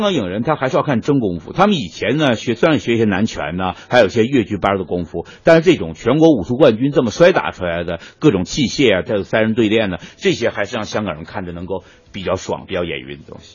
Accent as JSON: {"language": "Chinese", "region": "Northeast China", "country": "China", "said": "我们东北人就说，我削你，我削你"}